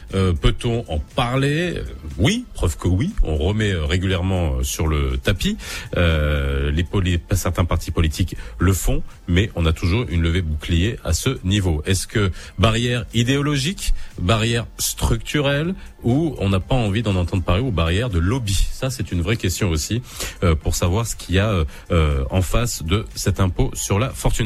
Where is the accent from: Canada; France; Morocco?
Morocco; chez nous au Maroc